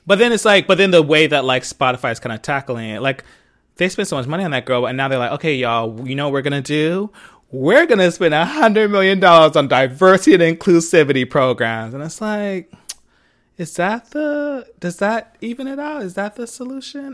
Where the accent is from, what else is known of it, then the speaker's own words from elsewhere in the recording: Philadelphia, Pennsylvania, United States; I'm from Philly, where I was born and raised